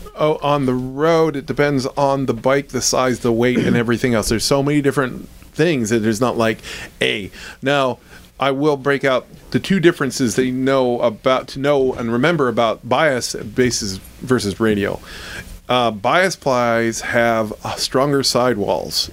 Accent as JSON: {"language": "English", "region": "Ohio", "country": "United States", "tie": "born or raised there", "moved": "yes", "said": "I went to school in Ohio State and I grew up in Ohio"}